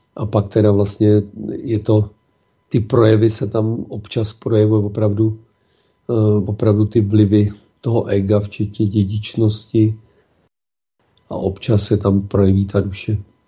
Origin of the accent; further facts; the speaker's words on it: Czechia; jsme my Češi.